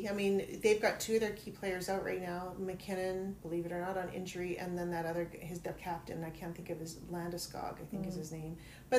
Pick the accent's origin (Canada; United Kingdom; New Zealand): Canada; Toronto, Ontario; now in Las Vegas, United States; my hometown team before Vegas, that Toronto